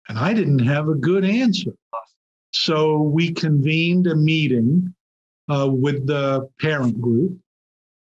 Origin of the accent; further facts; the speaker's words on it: England, United Kingdom; moved away; I grew up in England